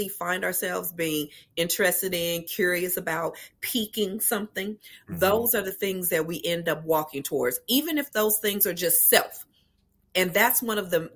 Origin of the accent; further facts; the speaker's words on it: Los Angeles, California, United States; I am from Los Angeles, California, born and raised, still there today, hanging out in sunny LA.